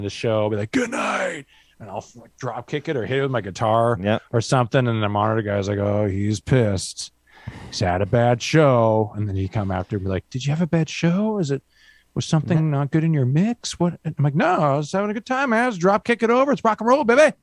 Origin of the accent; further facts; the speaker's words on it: Vancouver, British Columbia, Canada; we grew up in Vancouver